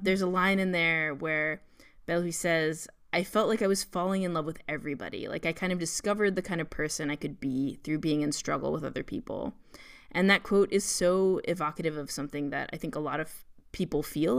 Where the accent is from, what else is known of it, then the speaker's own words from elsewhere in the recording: New York, United States; a person growing up in New York and also growing up as a Jew in New York